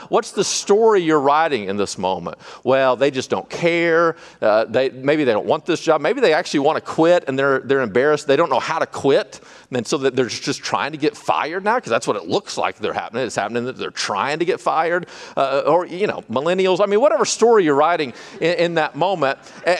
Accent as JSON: {"language": "English", "region": "California", "country": "United States", "said": "I don't know anything. I'm from California."}